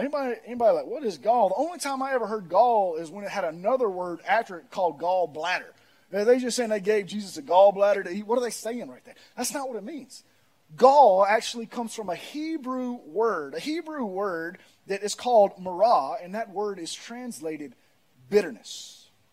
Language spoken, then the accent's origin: English; Pearl, United States; I'm from Pearl.